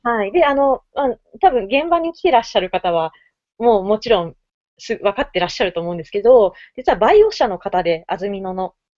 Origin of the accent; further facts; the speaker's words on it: Fukuoka, Japan; now in Tokyo, Japan; 私、福岡出身ですけど